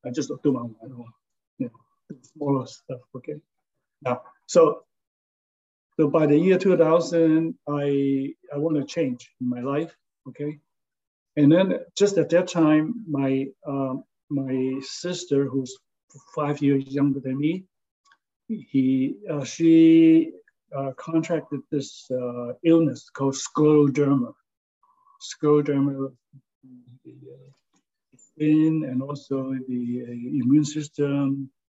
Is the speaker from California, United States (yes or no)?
yes; San Francisco, California, United States; now in Honolulu, United States; since I came from San Francisco, they look pretty flat to me, okay?